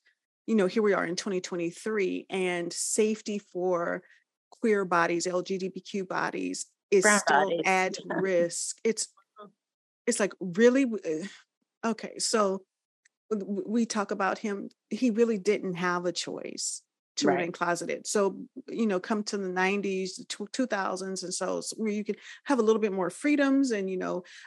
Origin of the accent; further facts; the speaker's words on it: Los Angeles, California, United States; we come from the South and then made that migration West. So we grew up in the Los Angeles area